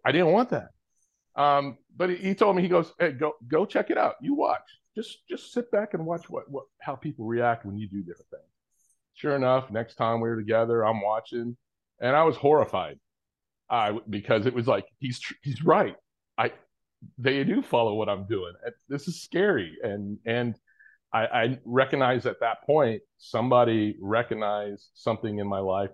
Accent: Orange County, Southern California, United States; also born or lived in Kenya; I grew up in, for the most part, in Orange County, Southern California, born and raised for the most part

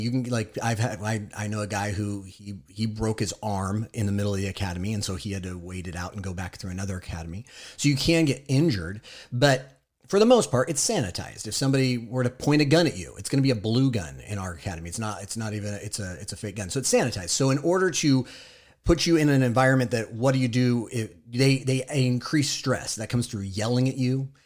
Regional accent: Southern California, United States; I am also from Southern California

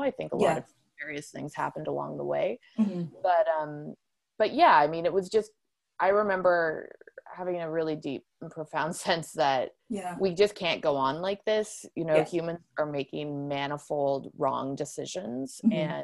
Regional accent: Ontario, Canada; growing up in Ontario and going to Northern Ontario wild spaces and places as a kid

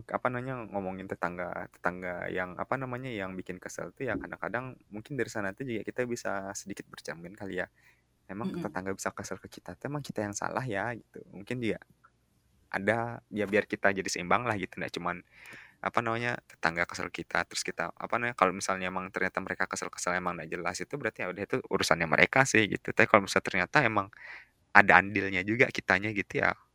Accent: West Nusa Tenggara, Indonesia; kalau misalnya aku bayangin sama desaku yang di Lombok sih

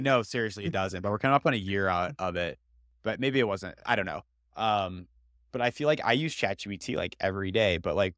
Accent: Iowa, United States; I grew up in Iowa, but I actually never, I've been on a farm less than five times in my life

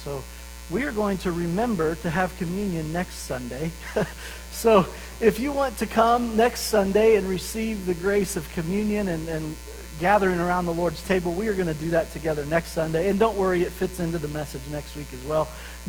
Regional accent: Pueblo, Colorado, United States; And so I grew up in Pueblo, Colorado

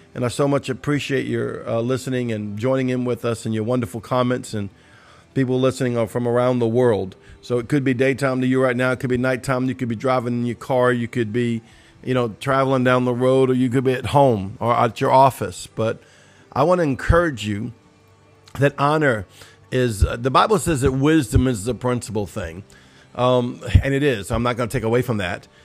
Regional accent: New Orleans, Louisiana, United States; I'm from New Orleans, Cajunsville

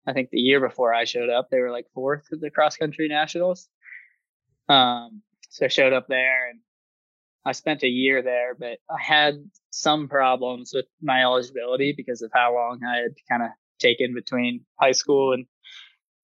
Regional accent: Erie, Pennsylvania or Titusville, United States; moved away; Not a big indoor track season in Erie, Pennsylvania or Titusville

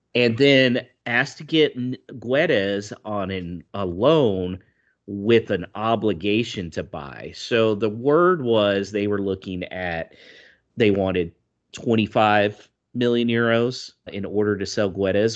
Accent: United States; moved away; as an American out here

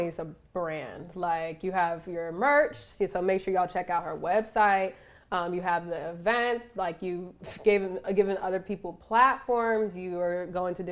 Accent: Philadelphia, Pennsylvania, United States; moved away as an adult; now in Miami, United States; I grew up in Philly

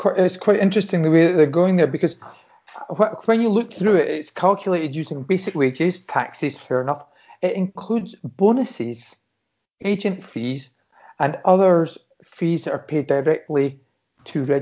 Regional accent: Scotland, United Kingdom; speaking as a Scotsman

